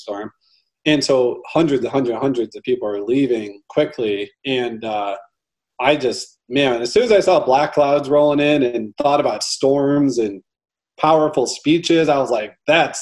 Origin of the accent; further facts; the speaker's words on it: St. Louis, Missouri, United States; I'm born and raised in St. Louis.